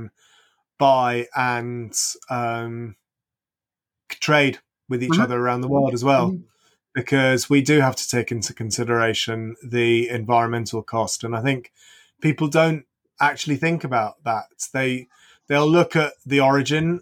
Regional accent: England, United Kingdom; as an Englishman

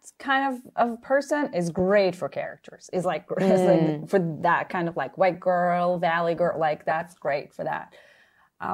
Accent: Israel; accent: Israeli; English is a second language; because I was born in Texas, and I never lived there, and but I used to come with my somewhat Israeli, unclear accent

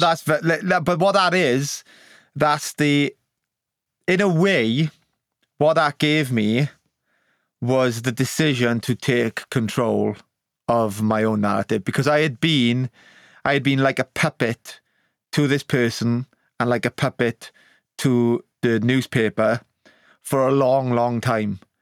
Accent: Wales, United Kingdom; the honour of being born Welsh

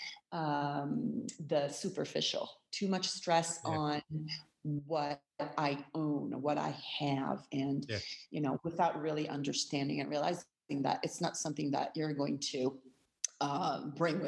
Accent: Milan, Lombardy, Italy; now in Sicily, Italy; I'm originally from Milan

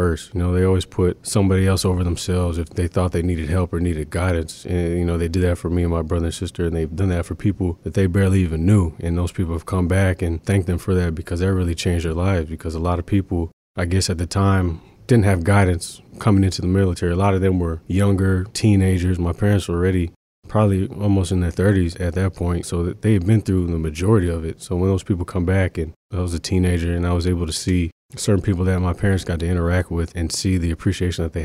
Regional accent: Green Cove Springs, Florida, United States; also born or lived in Jacksonville, Florida; I was born in Jacksonville, Florida. Then I moved 15 minutes outside of Jacksonville to a small town called Green Coast Springs, Florida.

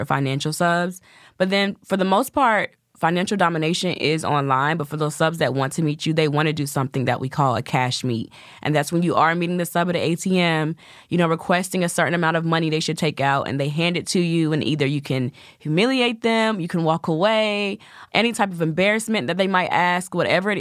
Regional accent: the South, United States; I'm from the South. So I have the sweet Southern Belle thing

